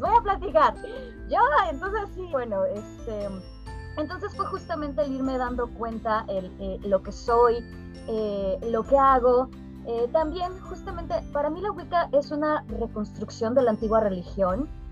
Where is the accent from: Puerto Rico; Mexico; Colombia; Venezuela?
Mexico; mi papá es argelino, mi madre es mexicana, entonces siempre viví en, este, en esta intersección, en, lo liminal entre eh, soy mexicana